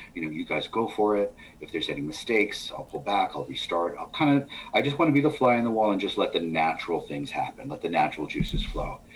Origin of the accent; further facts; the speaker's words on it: New York, United States; being a New Yorker